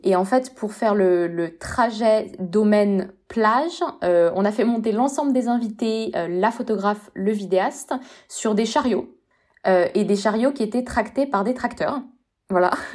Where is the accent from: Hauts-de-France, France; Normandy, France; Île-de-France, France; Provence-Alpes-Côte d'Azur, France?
Île-de-France, France; Paris; moi j'ai vécu, enfin j'ai grandi à Paris